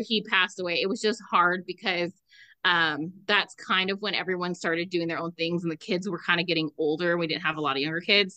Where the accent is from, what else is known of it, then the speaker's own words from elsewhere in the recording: Southern California, United States; moved away; we're from Southern California